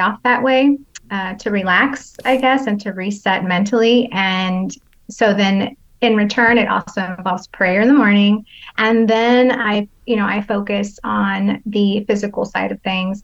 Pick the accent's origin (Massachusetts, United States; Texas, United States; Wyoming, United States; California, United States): California, United States; San Jose; I'm from San Jose, California